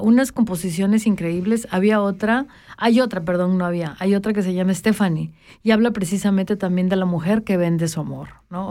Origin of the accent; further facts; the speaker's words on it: Mexico; now in Switzerland; de donde yo vengo, que es la frontera sur de, México, que es literalmente la última estación de todo México